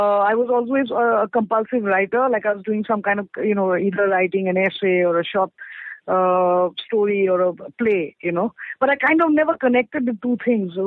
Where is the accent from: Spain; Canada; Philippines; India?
India; Assam; I come from Assam, which is in the northeast of India.